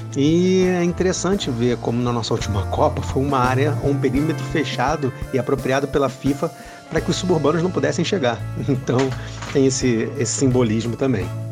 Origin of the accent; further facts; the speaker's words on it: Rio de Janeiro, Brazil; nos subúrbios onde eu fui criado, entre o Encantado e o atual Engenho Novo onde eu moro